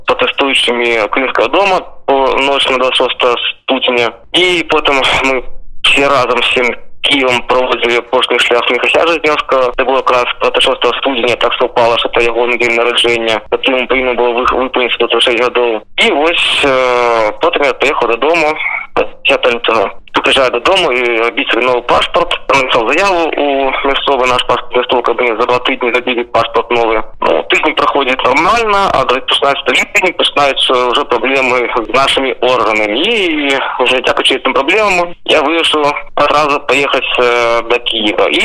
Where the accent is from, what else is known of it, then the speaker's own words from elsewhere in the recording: Starye Darohi, south of Minsk Region, Belarus; moved away as an adult; now in Kyiv, Ukraine; я сам родом со Старый Это такое место на полудне Минской области. Я в Украине живу уже с 14 года.